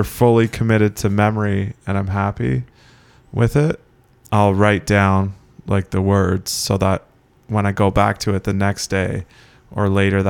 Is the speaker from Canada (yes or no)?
yes; Keswick, Ontario, Canada; especially when I went to Newmarket in grade 9, like people would just almost spit on me because I was from Keswick.